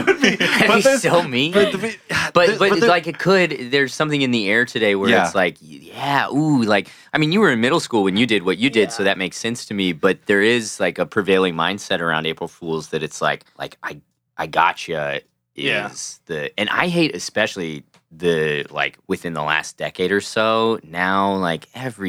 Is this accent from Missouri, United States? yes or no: yes; Missouri, United States